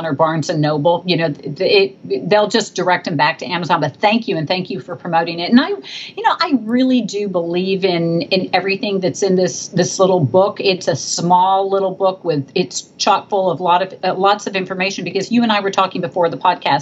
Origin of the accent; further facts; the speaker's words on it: Texas, United States; I come from Texas.